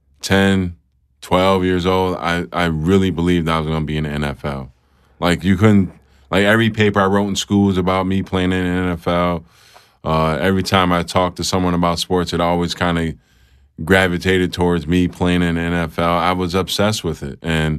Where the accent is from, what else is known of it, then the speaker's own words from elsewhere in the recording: Rochester, New York, United States; Rochester, New York, upstate New York.